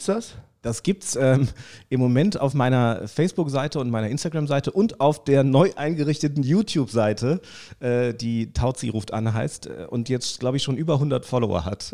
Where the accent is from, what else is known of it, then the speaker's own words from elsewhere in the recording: Saarland, Germany; moved away as an adult; also born or lived in Hesse; now in Frankfurt, Germany; als Saarländer